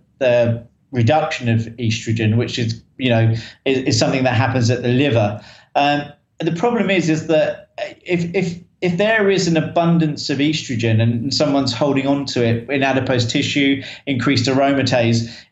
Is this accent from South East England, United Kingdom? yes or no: yes; Tunbridge Wells, South East England, United Kingdom; I'm from Kent in Tunbridge. Tunbridge in Kent, which is in the UK, sometimes referred to as the Garden of England